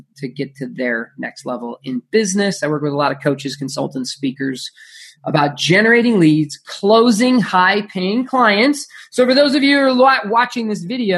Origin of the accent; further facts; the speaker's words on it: Phoenix, Arizona, United States; I grew up in Phoenix, Arizona